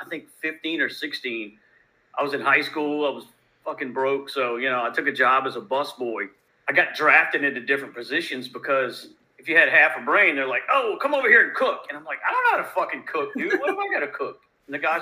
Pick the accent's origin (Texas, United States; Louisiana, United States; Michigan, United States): Louisiana, United States; I'm from Louisiana